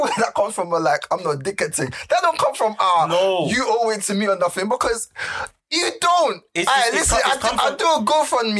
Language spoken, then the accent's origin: English; Lagos, Nigeria; moved away; I grew up in mainland Lagos.